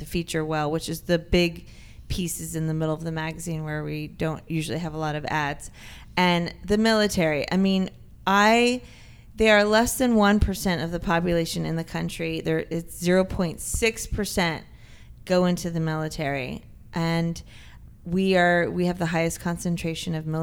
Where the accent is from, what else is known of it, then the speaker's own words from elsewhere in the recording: San Diego, California, United States; I grew up in Carmel Valley, and I was very close to UTC